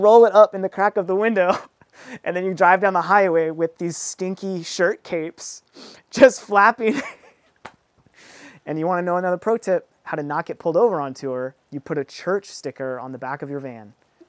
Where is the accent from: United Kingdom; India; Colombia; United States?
United States; Southwest; especially, you know, we're from the Southwest, like, there's Border Patrol checkpoints everywhere